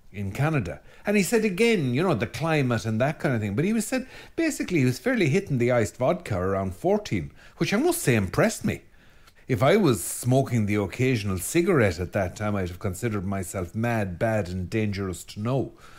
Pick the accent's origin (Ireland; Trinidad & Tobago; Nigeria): Ireland; being Irish